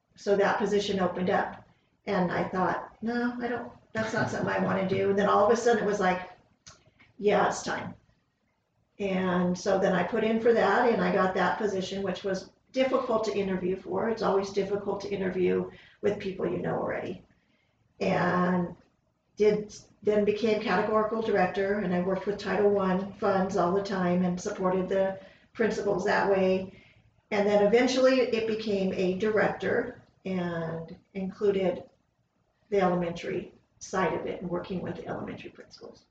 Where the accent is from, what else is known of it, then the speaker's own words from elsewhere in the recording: Upland, California, United States; also born or lived in Fontana, California; 62 and a half years ago, I was born in Upland, California